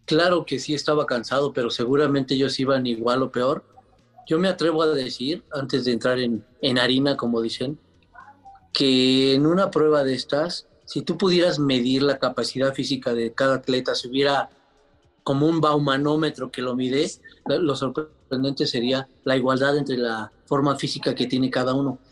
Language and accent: Spanish; Mexico; como somos los, los mexicanos, los latinos